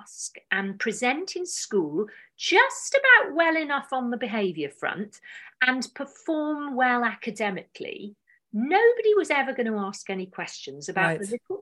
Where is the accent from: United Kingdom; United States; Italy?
United Kingdom; South Wales; moved away; also born or lived in London; I grew up in South Wales